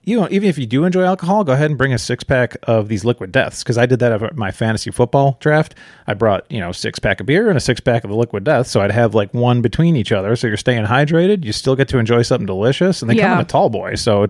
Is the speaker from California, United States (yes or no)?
no; Chicago, Illinois, United States; We came from Chicago, so we know them pretty well.